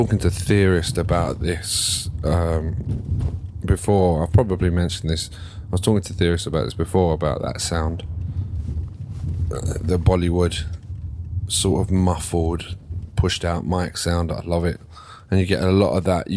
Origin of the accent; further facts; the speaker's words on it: Ilford, London, United Kingdom; growing up in Ilford